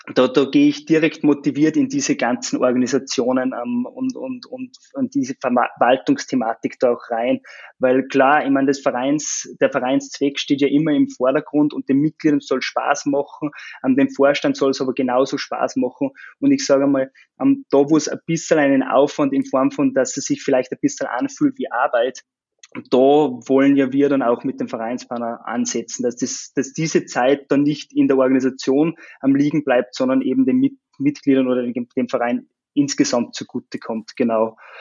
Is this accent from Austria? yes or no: yes; Austria; now in Linz, Austria; komme aber ursprünglich aus dem Salzkammergut, aus dem ländlichen Gebiet